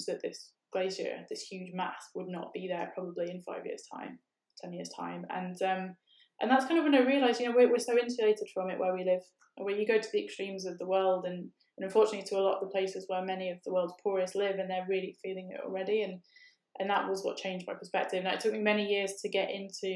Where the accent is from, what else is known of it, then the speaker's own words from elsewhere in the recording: United Kingdom; we're from Britain